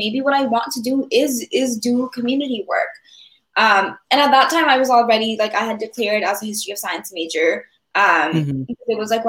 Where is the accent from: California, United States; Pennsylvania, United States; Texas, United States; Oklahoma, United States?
California, United States; moved away as an adult; so I am from California. So once I moved mm-hmm. To the East Coast